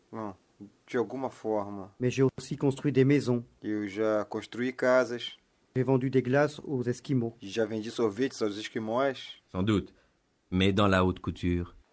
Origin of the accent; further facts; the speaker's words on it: France; born there; Parce que je suis née dans le sud de la France. Dans ma ville natale, il fait toujours beau et chaud.